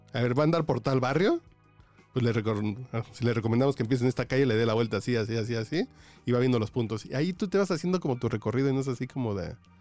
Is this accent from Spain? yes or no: no; Mexico; yo como mexicano